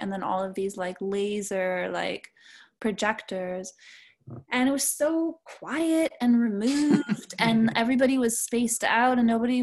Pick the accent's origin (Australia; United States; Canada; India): Canada; also born or lived in Montreal; being Canadian